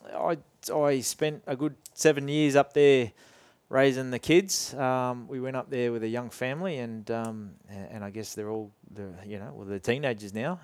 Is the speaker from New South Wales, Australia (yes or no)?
no; Boronia, Victoria, Australia; also born or lived in Scotland; we, we grew up in Bronya. Um, we had some bush blocks around the place